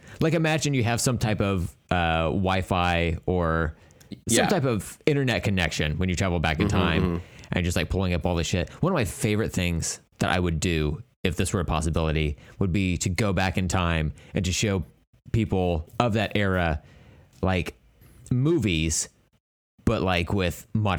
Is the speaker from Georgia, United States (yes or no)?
no; Oklahoma, United States